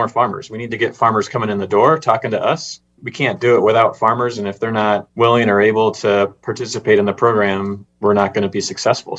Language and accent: English; Midwest, United States; I'm a Midwesterner